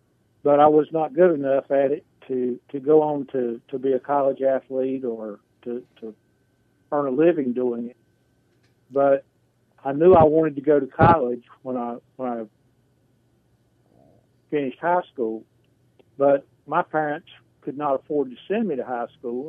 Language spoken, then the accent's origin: English; Salisbury, North Carolina, United States; I was raised in Salisbury, North Carolina. I attended West Rowland High School.